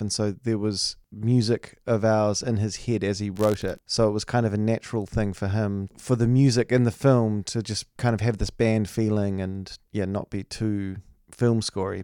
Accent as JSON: {"language": "English", "country": "New Zealand"}